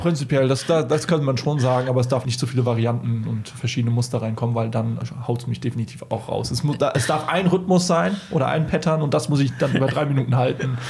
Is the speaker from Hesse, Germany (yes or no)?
yes; Hesse, Germany; now in Munich, Germany; ich komme ja aus Hesse, deshalb Ei Gute Wie und da trinken wir Äppler